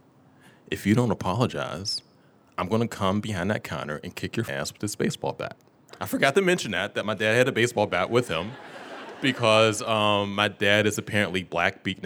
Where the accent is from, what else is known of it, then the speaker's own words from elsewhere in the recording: Pittsburgh, Pennsylvania, United States; I'm from Pittsburgh, PA. Born and raised, and I still live there now